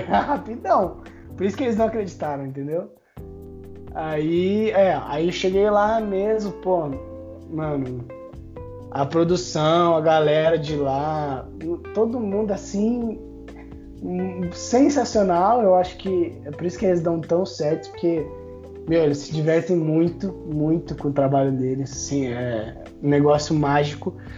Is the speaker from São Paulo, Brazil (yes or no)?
yes; São Paulo, Brazil; falei que eu era de São Paulo